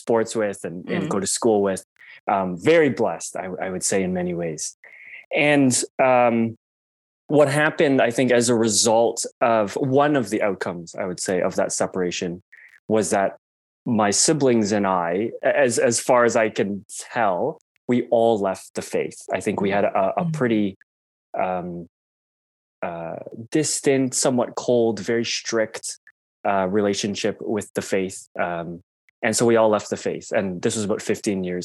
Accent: Toronto, Ontario, Canada; I grew up in Toronto, one of six kids in a very devout Catholic family.

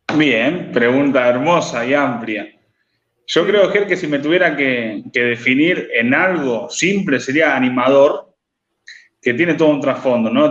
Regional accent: Rosario, Santa Fe, Argentina; soy de Rosario, tengo 31 años

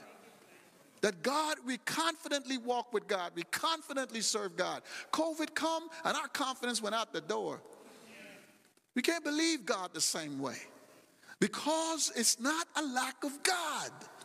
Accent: United States; I'm from America

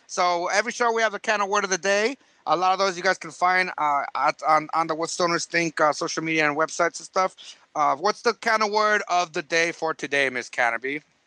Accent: San Diego, California, United States; we're from San Diego

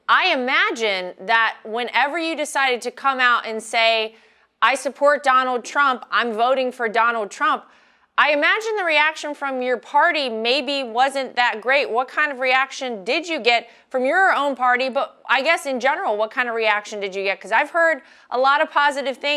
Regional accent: North Carolina, United States; my home state

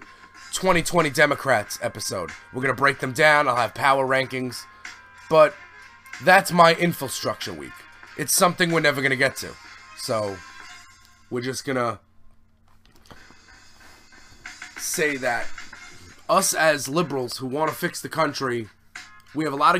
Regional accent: United States; also born or lived in Staten Island, New York

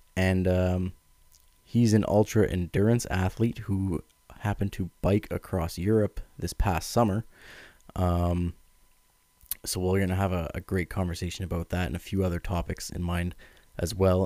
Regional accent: Ottawa, Ontario, Canada; I'm from Ottawa, Ontario, Canada

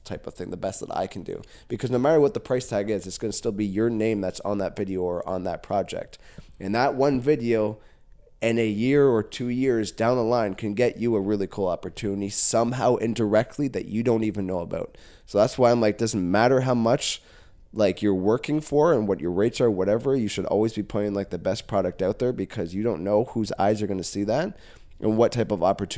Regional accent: Caledon, Ontario, Canada; yeah, I was born and raised in Caledon. Like, I've seen this town go from where it was to where it is.

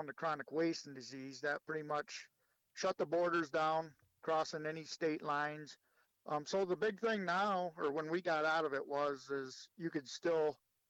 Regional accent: Oxford, Michigan, United States; moved away as an adult; also born or lived in Lapeer, Michigan; originally I grew up in Oxford, Michigan.

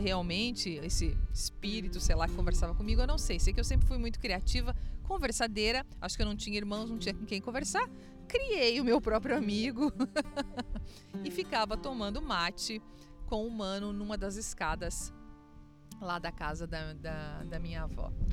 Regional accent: Erechim, Rio Grande do Sul, Brazil; Eu nasci então em Erechim e tive uma infância muito gostosa

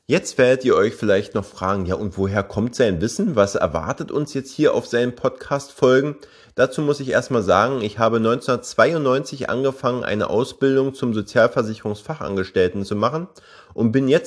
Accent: Berlin, Germany; Ich bin 46 Jahre jung und komme gebürtig aus Berlin. Ich denke mal, der eine oder andere wird es natürlich an meiner Stimme ja merken.

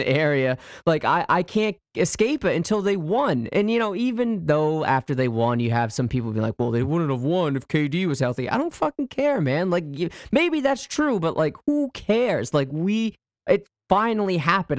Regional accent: United States; moved away; also born or lived in Canada; this is coming from an American saying this, so, like, you know, I'm, I'm pretty much a, a, a, an adopted Canadian

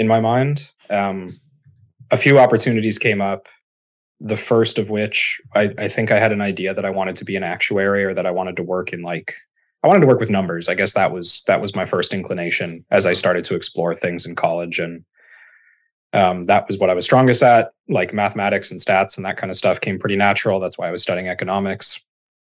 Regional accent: Chicago, Illinois, United States; I grew up in Chicago

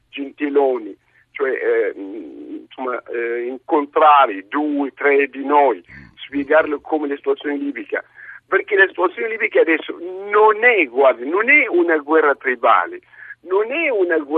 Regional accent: Zuwara, Libya; moved away as an adult; now in Milan, Italy; io sono di Zuara

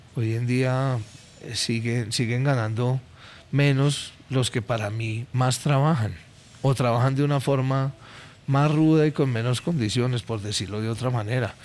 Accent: Colombia; como buenos colombianos

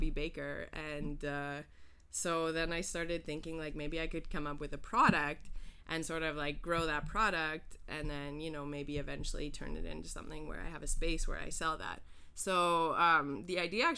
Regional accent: Calgary, Alberta, Canada; moved away as an adult; also born or lived in Havana, Cuba; now in Montreal, Canada; I'm originally from Calgary, Alberta

